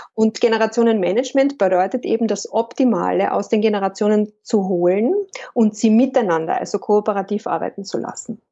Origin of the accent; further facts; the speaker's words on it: Lake Wörthersee, Carinthia, Austria; moved away as an adult; now in Vienna, Austria; wie man vielleicht hört, komme ich ursprünglich aus Kärnten ich bin am Wörthersee aufgewachsen